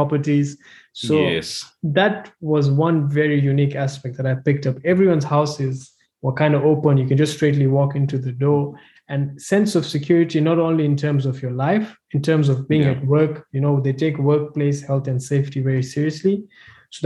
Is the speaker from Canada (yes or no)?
no; Nairobi, Kenya; moved away as an adult; also born or lived in South Africa; I'm from Nairobi, Kenya, born and bred Kenyan.